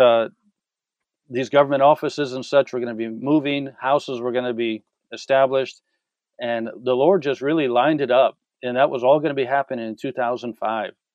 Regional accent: San Diego, California, United States; moved away as an adult; I'm from San Diego, from a big city.

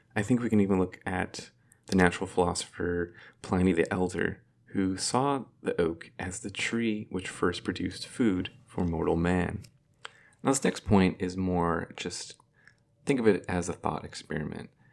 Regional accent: Fresno, California, United States; I am from the Central Valley of California. I come from Fresno

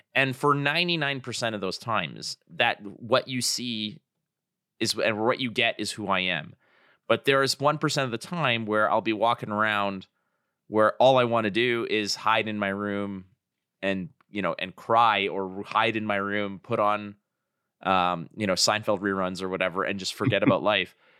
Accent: Toronto, Ontario, Canada; my hometown of Toronto

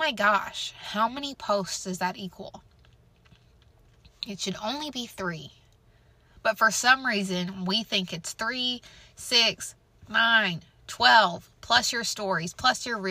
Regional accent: Missouri, United States; I'm from Missouri

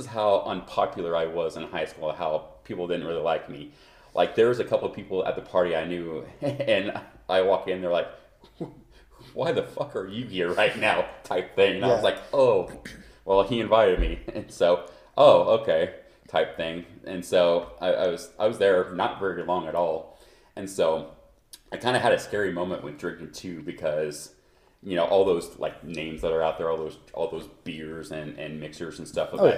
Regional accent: Ottawa, Kansas, United States; now in Denver, United States; I'm from Kansas. I'm a Kansas native

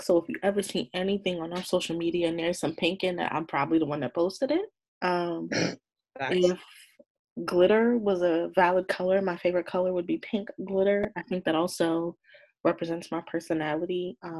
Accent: Marietta, Georgia, United States

